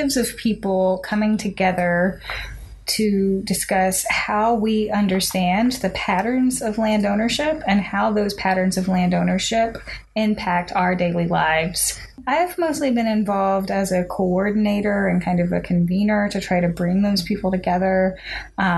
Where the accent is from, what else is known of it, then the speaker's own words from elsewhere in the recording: Arkansas, United States; I am from the Mississippi Delta region of Northeast Arkansas.